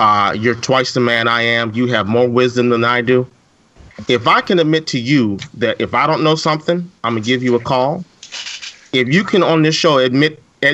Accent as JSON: {"language": "English", "town": "Indianapolis", "region": "Indiana", "country": "United States", "tie": "born or raised there", "also_born_or_lived": "South Bend, Indiana", "said": "I grew up in Indianapolis."}